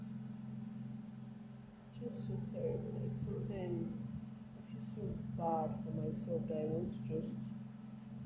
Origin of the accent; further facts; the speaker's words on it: Nigeria; I'm a Nigerian, you understand? I'm a Nigerian girl